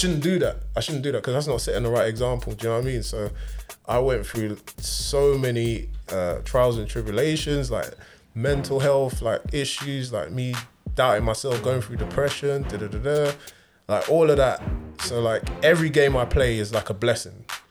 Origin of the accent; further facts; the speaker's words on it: Chingford, London, United Kingdom; My local team was like Wadham, Wadham FC. It was in Chingford